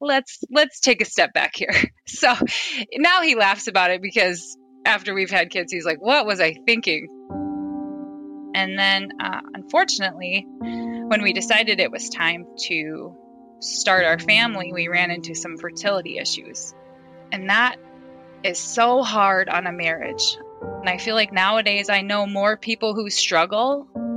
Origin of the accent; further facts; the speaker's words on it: Fairfax, South Dakota, United States; moved away as an adult; now in Sioux Center, United States; I grew up in Fairfax, South Dakota. It's really, really tiny town.